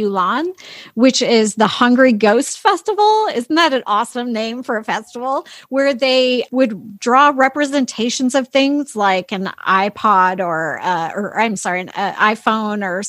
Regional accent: United States; I grew up in America

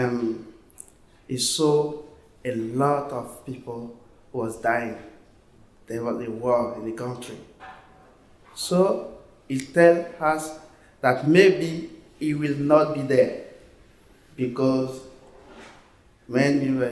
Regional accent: Côte d’Ivoire; English is a second language; I'm from Ivory Coast in West Africa, so we speak French

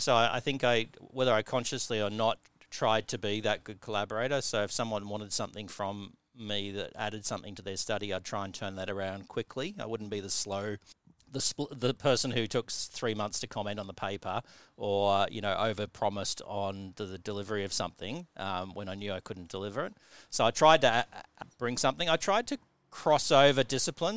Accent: Tasmania, Australia; moved away as an adult; also born or lived in Newcastle, England; growing up in Tasmania

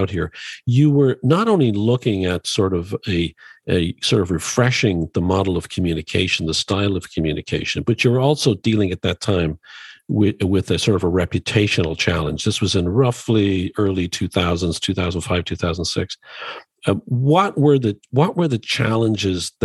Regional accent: Ireland; I grew up in Ireland

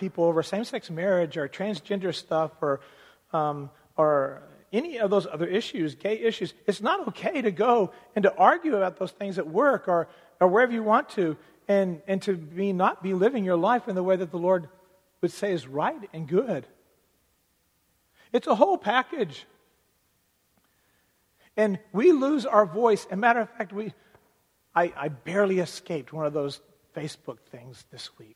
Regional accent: United States; as American citizens

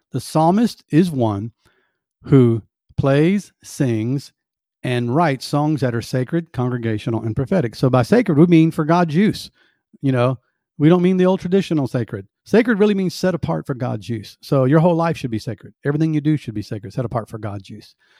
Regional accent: the South, United States; I was born in the South and raised in the South, and we have sweet tea.

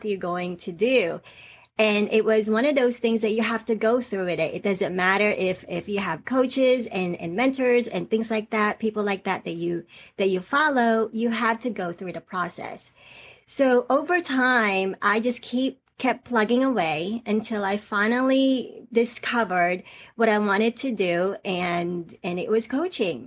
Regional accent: Atlanta, Georgia, United States; accent: Southern; also born or lived in Philippines; I actually came from the Philippines. That's where I was born. That's where I stayed there until I was 10 or 11 years old. And then I came to the United States. And I ended up being in Atlanta for, most of my life. So I grew up in Atlanta. I know sometimes I might have a Southern accent.

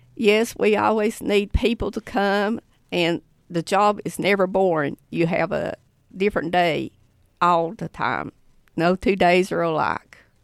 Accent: Haywood County, North Carolina, United States; I'm from Haywood County. I went to Tuscola High School

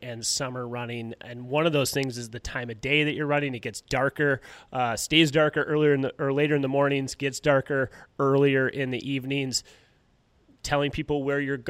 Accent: Duluth, Minnesota, United States; I grew up in Duluth

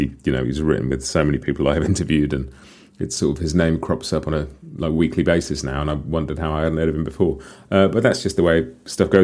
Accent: England, United Kingdom; Being English

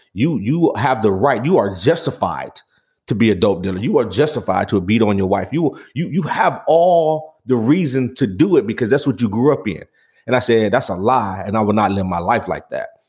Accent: Pontiac, Michigan, United States; growing up on Saginaw in Pontiac, Michigan

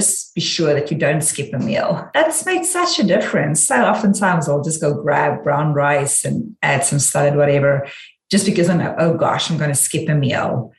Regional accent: South Africa; moved away as an adult; now in United States; I'm South African

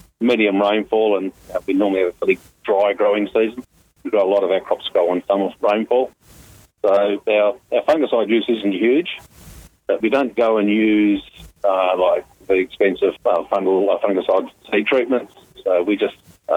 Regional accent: Salmon Gums, Western Australia, Australia; also born or lived in Perth; now in Grass Patch, Australia; First 8 years I grew up in Salmon Gums

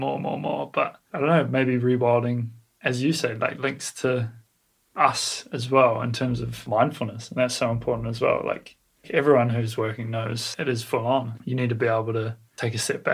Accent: New Zealand; as a Kiwi

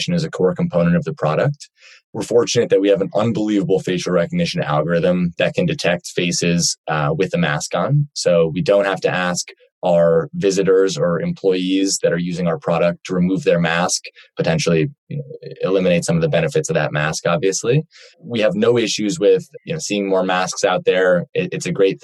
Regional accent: Cleveland, Ohio, United States; moved away as an adult; now in Los Angeles, United States; I'm from Cleveland, Ohio, originally. I moved out to Los Angeles for school

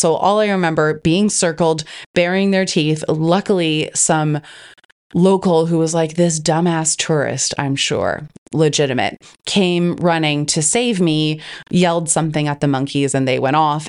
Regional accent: Canada; now in Australia; I'm originally from Canada. I live in Australia, and so all of my family is overseas

